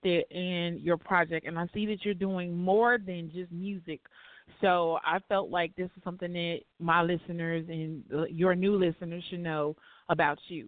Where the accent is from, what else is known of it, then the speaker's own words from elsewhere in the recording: Chicago, Illinois, United States; We both from the West Side